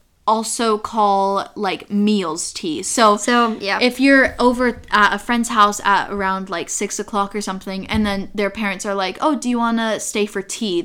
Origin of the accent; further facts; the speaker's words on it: Utah, United States; now in Oxford, United Kingdom; whenever I tell people I'm from Utah